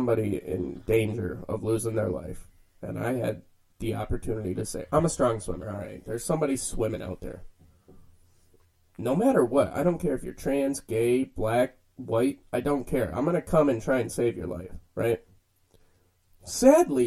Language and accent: English; United States; We are all American people